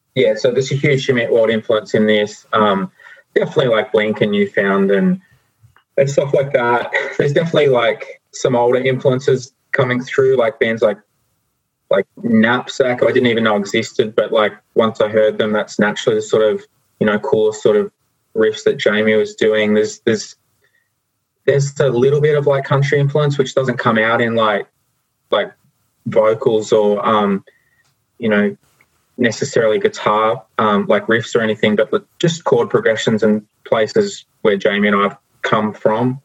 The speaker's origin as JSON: {"language": "English", "region": "New South Wales", "country": "Australia", "tie": "born or raised there", "moved": "yes", "lives_now": "Victoria, Australia", "said": "I grew up in New South Wales"}